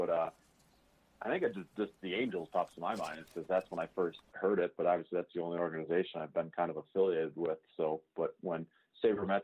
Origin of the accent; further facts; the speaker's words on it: Wisconsin, United States; moved away as an adult; also born or lived in Cedar Rapids, Iowa / Burlington, Iowa; now in Orem, United States; I grew up in Wisconsin, so I actually grew up a Milwaukee Brewers